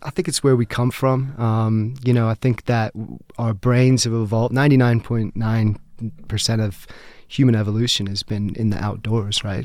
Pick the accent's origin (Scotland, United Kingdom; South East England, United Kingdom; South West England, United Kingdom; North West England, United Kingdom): South East England, United Kingdom; Brighton; moved away as an adult; also born or lived in United States / London; now in Colorado, United States; basically grew up in Brighton, England, on the South Coast.